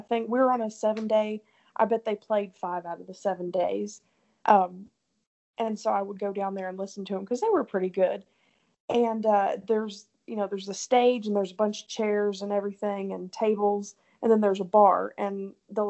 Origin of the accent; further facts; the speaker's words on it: Tennessee, United States; She kind of knew right away I was from Tennessee